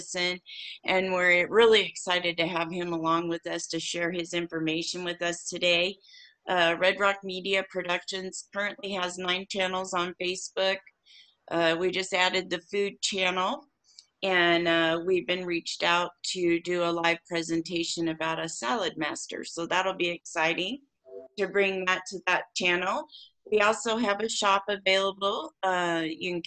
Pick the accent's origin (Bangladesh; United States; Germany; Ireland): United States; Warsaw, Indiana; in my hometown, Warsaw, Indiana